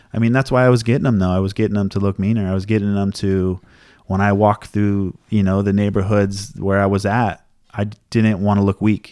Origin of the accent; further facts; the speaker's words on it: Oceanside, California, United States; Oceanside, where I grew up, was, like, a murder capital of, like, the state or something for a while.